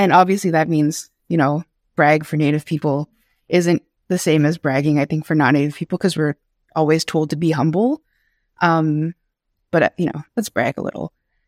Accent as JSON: {"language": "English", "town": "Kitigan-Zibi", "region": "Quebec", "country": "Canada", "said": "My pronouns are they, them, and she, her. I'm Algonquin from Kitigan-Zibi, and I work as an illustrator and digital artist"}